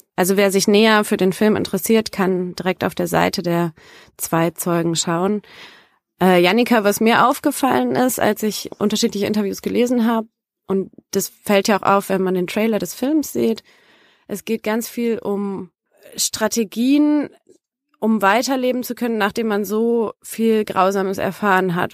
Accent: Germany; in Yad Vashem war ich als Deutsche

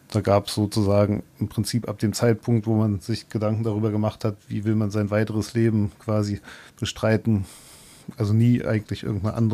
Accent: Berlin, Germany; ich bin ja aus Berlin übergesiedelt und als ich hergekommen bin, habe ich natürlich schon gedacht, dass man nach dem Studium dann eventuell auch wieder zurückgeht.

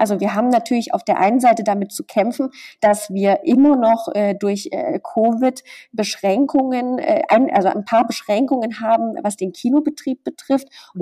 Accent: near Chemnitz, Saxony, Germany; moved away; ich komme aus der Nähe von Chemnitz

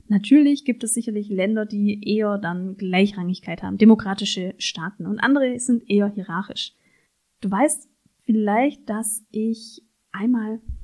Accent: Germany; ich als Deutsche eben sehr individualistisch auch sozialisiert bin

